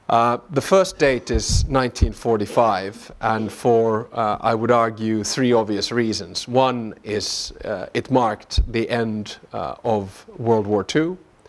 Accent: Finland; born there; accent: Southern; also born or lived in Southern US; so, you know, I'm Finnish by birth and Southern by the grace of God. And but I'll try to hold back my Southern accent today.

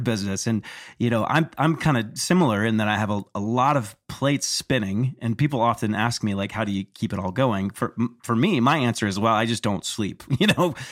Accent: Texas, United States; growing up in Texas

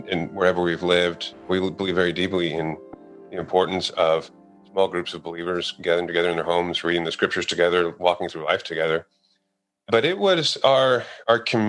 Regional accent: Texas, United States; I grew up in Texas

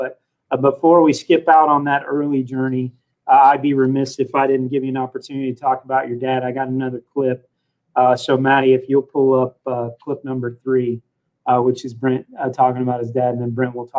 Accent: Hutchinson, United States; even though we're from Hutchinson and Countryside Lanes

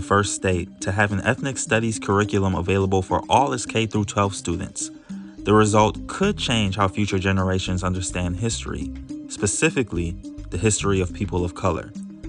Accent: East Coast, United States; growing up on the East Coast

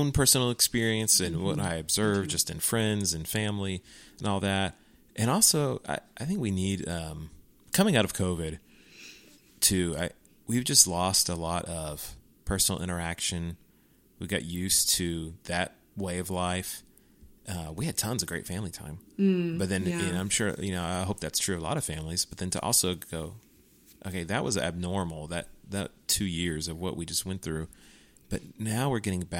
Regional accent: Houston, Texas, United States; growing up in Texas, growing up in Houston, growing up in a Southern Baptist church

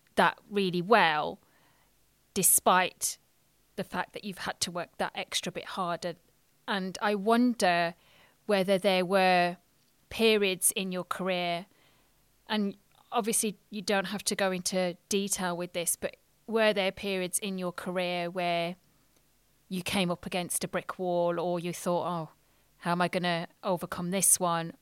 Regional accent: England, United Kingdom; I'm British Indian

